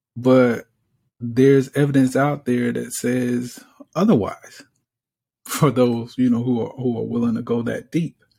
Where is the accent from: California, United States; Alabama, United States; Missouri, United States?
Alabama, United States; I'm from Alabama